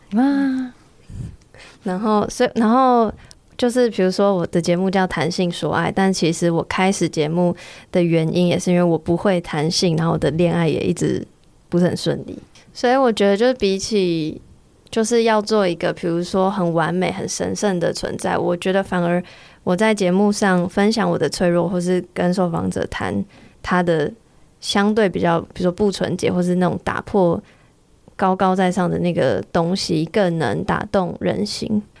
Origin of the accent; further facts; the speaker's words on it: Taiwan; 身为台湾人很骄傲